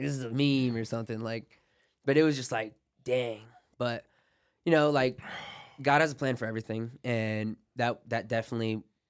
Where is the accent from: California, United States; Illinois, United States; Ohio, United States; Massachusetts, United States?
Ohio, United States; Like, I'm from Ohio. Or like, I saw you in a tournament at like a tournament in Ohio.